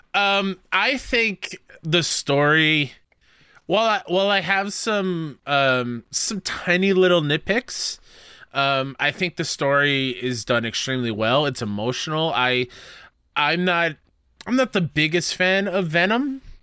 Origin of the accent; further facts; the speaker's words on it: New York, United States; being a New Yorker who's been to the city many, many times